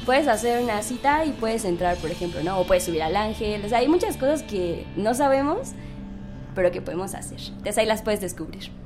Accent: Mexico City, Mexico; nosotros en el equipo somos, todos somos de la Ciudad de México

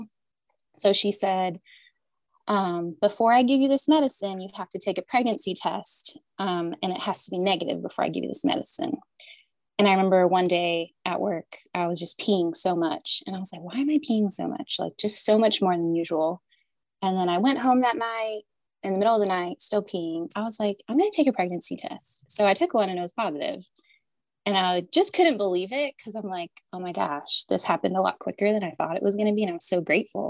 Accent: Canada; moved away as an adult; also born or lived in Southern United States; now in United States; I'm originally from Canada and I moved to the South in college to play softball here

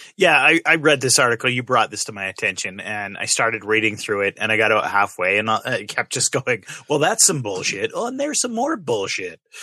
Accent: Canada; being Canadian

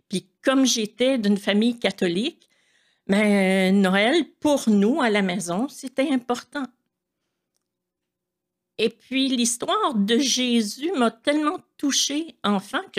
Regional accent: Montreal, Quebec, Canada; Premièrement, je suis née en 1955 à Montréal.

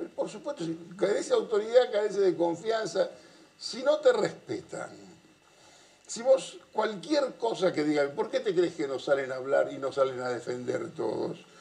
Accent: Avellaneda, Buenos Aires Province, Argentina; Yo soy de Avellaneda

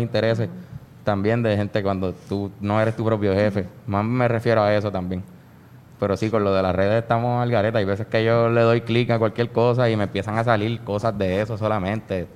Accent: San Juan, Puerto Rico; also born or lived in Trujillo Alto; Nací en el Presby, después eh, viví por por 10 años en Río Piedra, me mudé hacia mm. me mudé a Trujillo Alto y ahora volví a Río Piedra

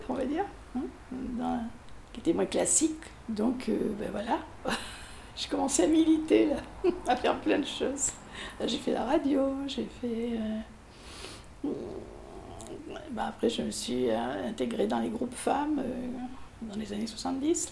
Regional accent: Périgueux, Nouvelle-Aquitaine, France; now in Bordeaux, France; je suis née à Périgueux, pas très loin d'ici en fait, en Dordogne

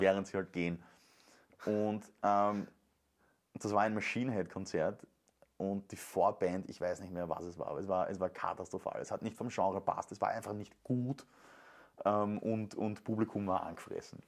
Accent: Venlo, Limburg, Netherlands; moved away; Da muss ich zurück in meine Heimat

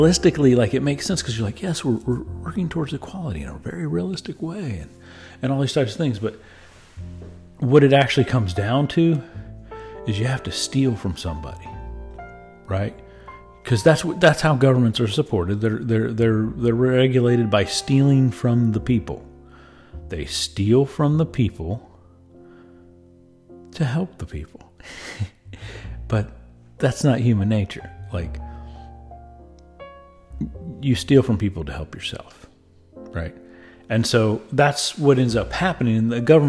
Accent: United States; I am as an American

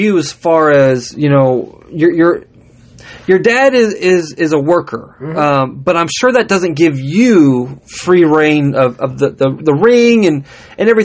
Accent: California, United States; I'm from California and from the West Coast just in general

